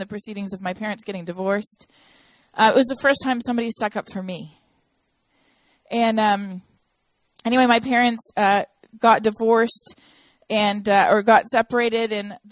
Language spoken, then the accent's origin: English; Toronto, Ontario, Canada; now in Nashville, United States; I am from Toronto, Canada. I was born there